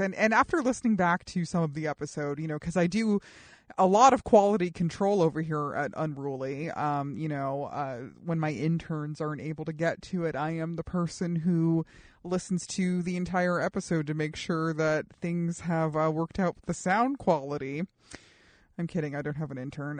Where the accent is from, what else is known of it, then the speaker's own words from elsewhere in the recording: Colorado Springs, Colorado, United States; moved away; grow up in the suburbs, especially in the suburbs of Colorado Springs